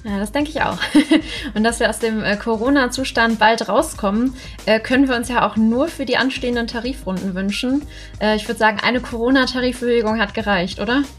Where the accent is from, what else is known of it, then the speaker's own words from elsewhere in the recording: North Rhine-Westphalia, Germany; ich komme ja aus NRW